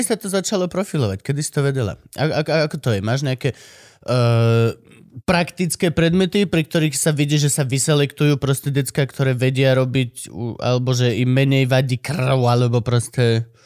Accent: Banská Štiavnica, Banská Bystrica Region, Slovakia; Banská šťavnica, born and raised. A nie, narodil som sa v Bystrici

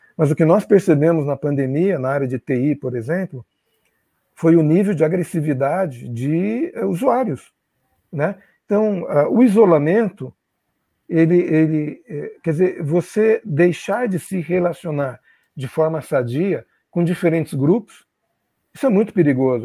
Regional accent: Brazil; moved away; como brasileiro, pessoa que já vive aqui há 50 e tantos anos e viveu fora do Brasil também muito tempo

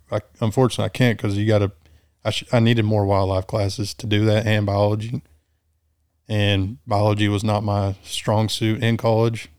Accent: Bronte, near San Angelo, Texas, United States; I grew up in between Bryant and Blackwell, Bryant, about thirty miles north of San Angelo

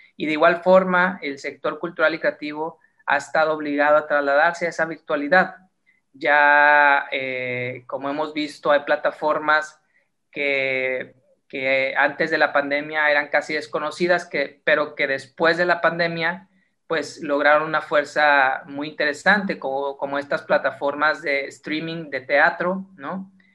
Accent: Mexico; como mexicanos tenemos una creatividad muy particular y muy especial

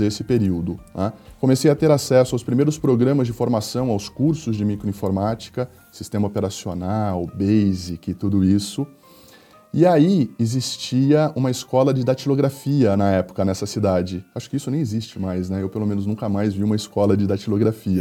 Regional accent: Agudos, São Paulo, Brazil; Eu sou natural de uma cidade do interior do estado de São Paulo, chamada Agudos

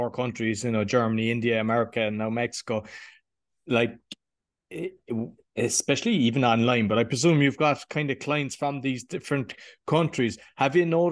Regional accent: Ireland; I'm obviously Irish

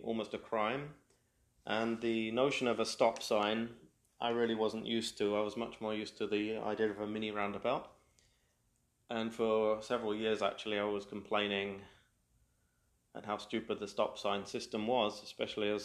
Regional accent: United Kingdom; first language English; moved away as an adult; now in Quebec, Canada; a British-born native

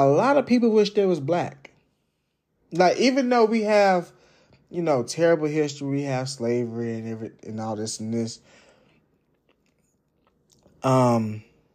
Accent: Jacksonville, Florida, United States; I grew up in Jacksonville. And Jacksonville is far from racist. Like, we have every fucking race in Florida

